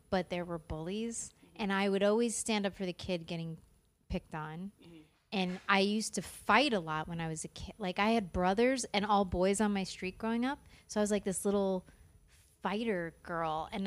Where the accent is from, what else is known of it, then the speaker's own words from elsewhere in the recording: South Florida, United States; also born or lived in Long Island, New York; that's where I grew up, South Florida.